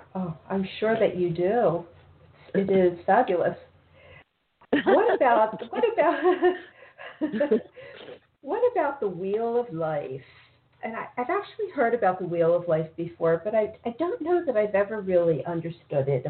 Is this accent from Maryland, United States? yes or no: yes; Baltimore, Maryland, United States; now in South Florida, United States; I'm originally from Baltimore